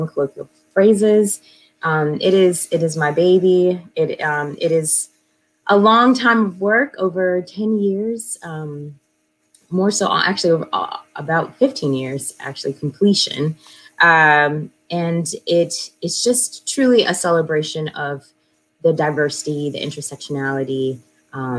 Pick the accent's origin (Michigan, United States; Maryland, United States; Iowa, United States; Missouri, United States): Missouri, United States; St. Louis; now in New York City, United States; I'm originally from St. Louis, and this is actually where I landed, but I'm coming from New York City because that's where I live, and had to come home to check on my mama